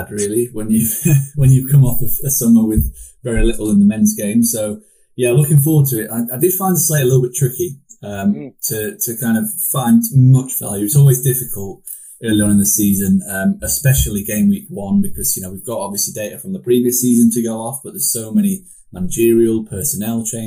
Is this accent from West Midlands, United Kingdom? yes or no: no; Sheffield, Yorkshire and the Humber, United Kingdom; I'm from Sheffield